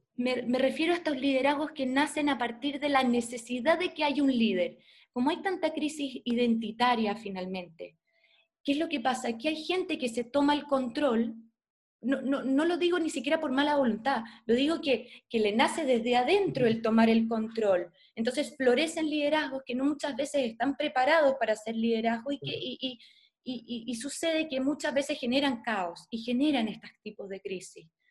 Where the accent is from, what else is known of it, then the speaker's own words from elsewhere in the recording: Chile; soy chilena, soy periodista